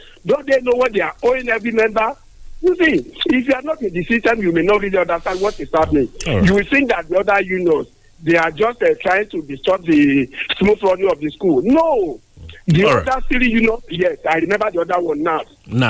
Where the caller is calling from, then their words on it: Ibadan, Oyo, Nigeria; I'm calling from the University of Ibadan.